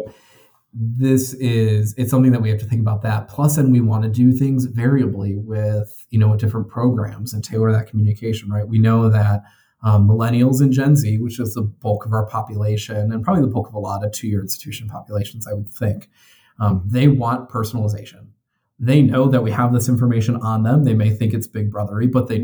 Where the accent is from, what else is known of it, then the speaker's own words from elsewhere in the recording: Addison, Illinois, United States; growing up in Addison, Illinois, and which is in DuPage County